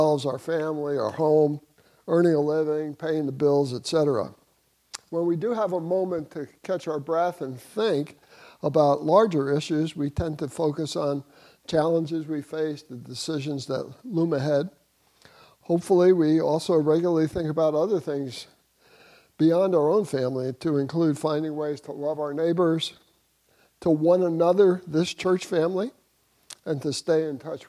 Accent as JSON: {"language": "English", "region": "New Jersey", "country": "United States", "tie": "born or raised there", "moved": "as an adult", "lives_now": "St. Petersburg, United States", "said": "I grew up in New Jersey"}